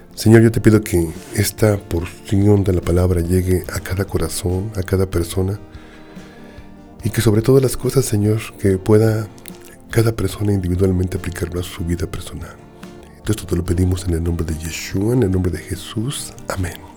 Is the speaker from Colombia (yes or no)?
no; Mexico City, Mexico; en la Ciudad de México tenemos un dicho